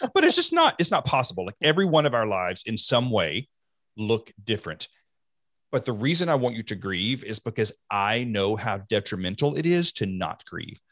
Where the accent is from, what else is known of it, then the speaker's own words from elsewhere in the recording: the South, United States; I grew up in the South